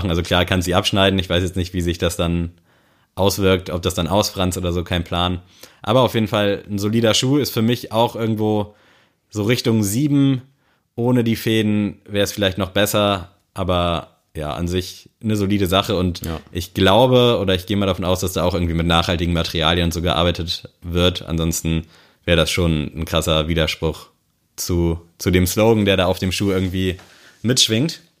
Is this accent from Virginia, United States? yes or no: yes; Richmond, Virginia, United States; born there; Los ging das Ganze am 3.3.1990, geboren in Richmond in Virginia